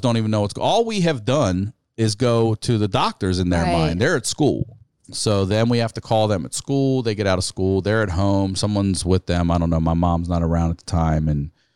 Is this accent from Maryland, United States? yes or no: yes; Maryland, United States; We're from Maryland, and he was in Hopkins in Baltimore.